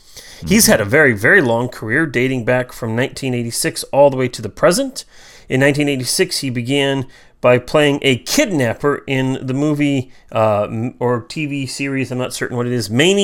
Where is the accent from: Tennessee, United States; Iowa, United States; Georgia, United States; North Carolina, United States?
Iowa, United States; I'm from Iowa.